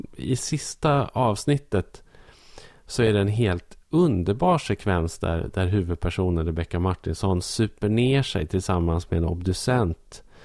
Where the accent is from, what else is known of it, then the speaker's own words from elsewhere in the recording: Norrland, Sweden; som norrlänning